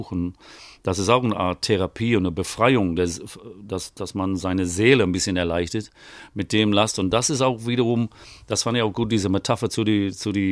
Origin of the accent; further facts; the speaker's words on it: England, United Kingdom; ich meine, ich, ne, als Engländer, ich weiß, deine englischen Texte sind gut